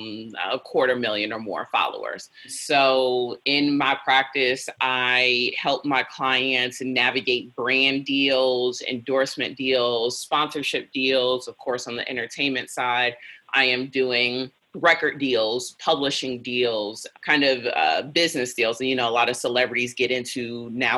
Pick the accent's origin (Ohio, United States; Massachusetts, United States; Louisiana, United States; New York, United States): Ohio, United States; Cleveland; moved away; I'm originally from Cleveland